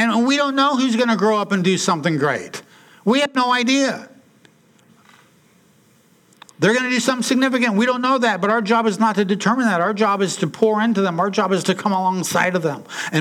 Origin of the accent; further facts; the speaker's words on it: Portland, Oregon, United States; also born or lived in Salem; When I was a kid growing up in Portland, attending the church in St. John's, where I grew up with my family there